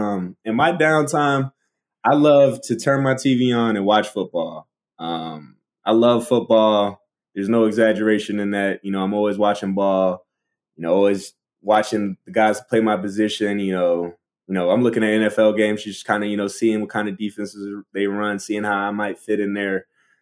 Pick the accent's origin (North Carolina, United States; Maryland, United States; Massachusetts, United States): Maryland, United States; Baltimore; accent: Baltimore; my Baltimore accent is like really gone, so I don't really sound like a Baltimorean